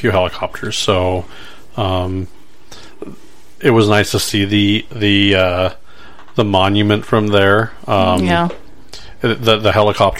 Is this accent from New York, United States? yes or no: no; California, United States; moved away as an adult; also born or lived in Arkansas; now in Omaha, United States; growing up in California, I was always on the beach.